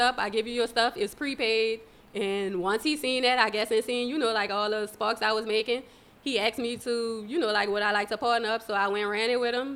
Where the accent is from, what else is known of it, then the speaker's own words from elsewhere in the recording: New Orleans, Louisiana, United States; I was born and raised in New Orleans.